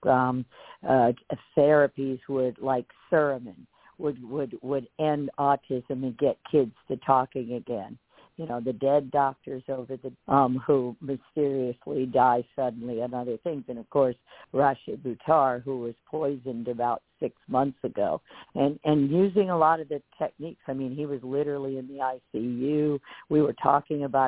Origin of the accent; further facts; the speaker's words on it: Virginia, United States; us Cherokee Indians growing up in Virginia